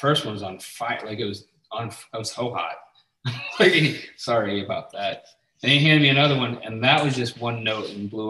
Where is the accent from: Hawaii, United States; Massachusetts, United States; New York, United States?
New York, United States; New York City; now in Florida, United States; I grew up in New York City, like hardcore, New York hardcore stuff